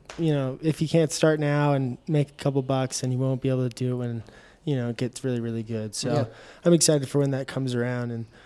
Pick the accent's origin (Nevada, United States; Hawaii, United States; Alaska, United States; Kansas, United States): Nevada, United States; Reno; also born or lived in Truckee, California; I grew up around, the Reno, Tahoe area. I was born in Truckee. My family owns a cattle ranch just north of Reno, an hour and a half, and that's kind of my stomping grounds.